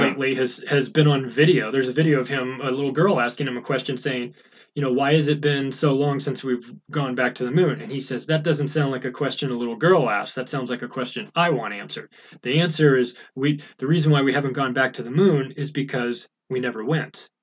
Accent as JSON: {"language": "English", "country": "United States", "said": "I'm an American"}